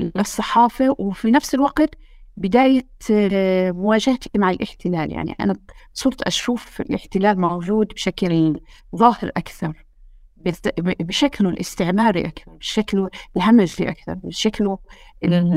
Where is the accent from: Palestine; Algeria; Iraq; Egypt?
Palestine; West Bank; إحنا ك كفلسطينيين